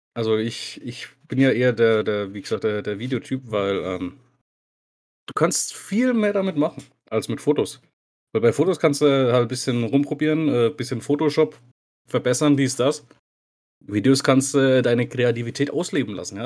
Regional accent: Bad Staffelstein, Bavaria, Germany; ich bin gebürtiger Staffelsteiner.

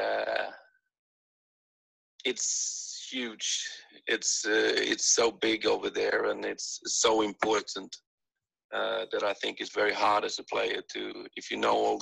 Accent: Helsingborg, Skåne, Sweden; moved away as an adult; also born or lived in Netherlands / Scotland; I'm from Sweden

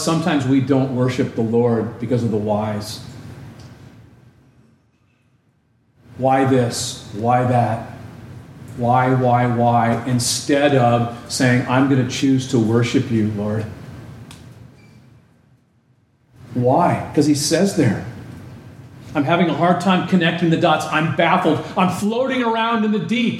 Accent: Southern California, United States; Growing up in Southern California

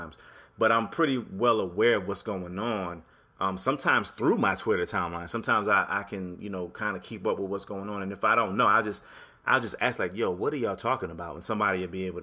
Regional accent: Connecticut, United States; moved away; I'm from Connecticut originally, even though I'm not there anymore

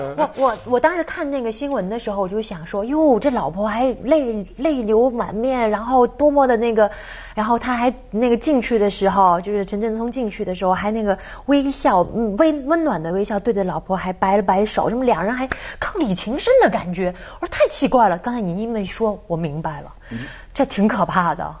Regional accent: Guangdong, China; 我们广东人

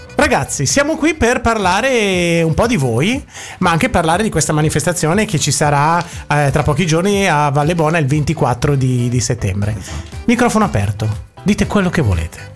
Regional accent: Milan, Lombardy, Italy; accent: Milanese; del mio accento di dizione milanese giapponese

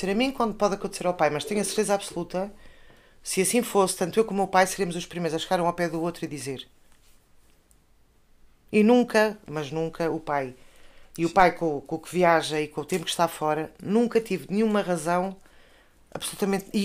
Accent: Covilhã, Centro, Portugal; now in Lisbon, Portugal; Emigrámos da Covilhã para, para a capital.

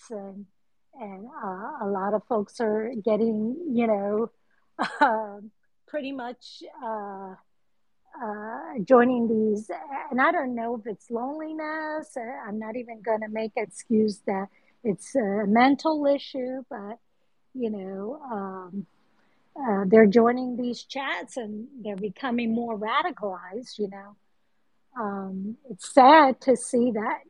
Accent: New Jersey, United States; I was born and raised in New Jersey

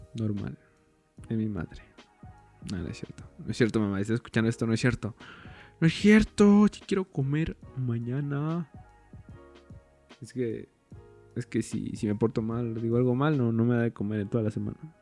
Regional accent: State of Mexico, Mexico; soy del Estado de México

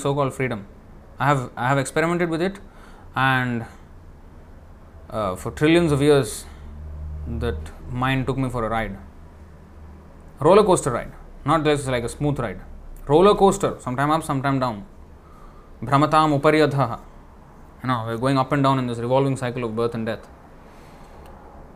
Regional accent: India; in India, I come from India

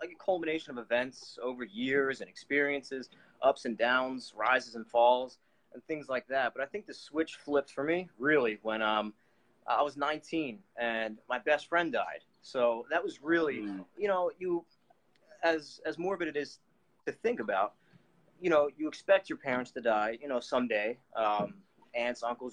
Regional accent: Philadelphia, Pennsylvania, United States; I'm from Philadelphia, United States, Pennsylvania. I was born and raised here

